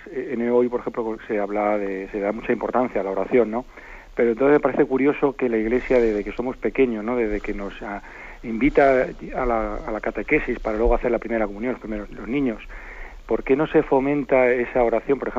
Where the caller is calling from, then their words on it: Zaragoza, Aragon, Spain; monseñor, buenos días … de Zaragoza.